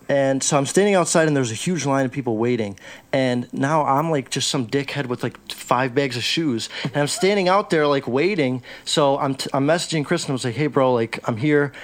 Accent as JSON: {"language": "English", "town": "Chicago", "region": "Illinois", "country": "United States", "tie": "born or raised there", "said": "I grew up in Chicago. I'm from Chicago."}